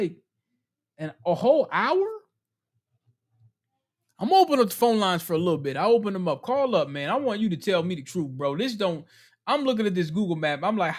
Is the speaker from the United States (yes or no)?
no; Ghana; I'm from Ghana.